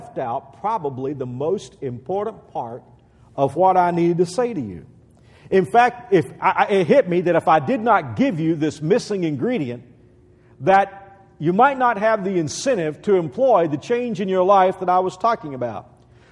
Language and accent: English; Texas, United States; moved away as an adult; I'm born and bred a Texan